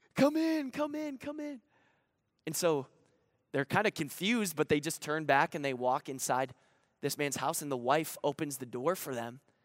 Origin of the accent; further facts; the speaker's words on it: Grand Rapids, Michigan, United States; I'm actually from Grand Rapids, Michigan